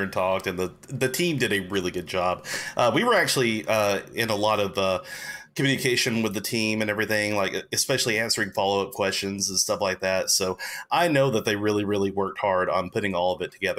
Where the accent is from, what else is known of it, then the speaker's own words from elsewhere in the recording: Alabama, United States; also born or lived in England; that's where I was born, in England, while my dad pastored a military work there. But then when I was 10 months old, we moved back to Alabama. So I lost my British accent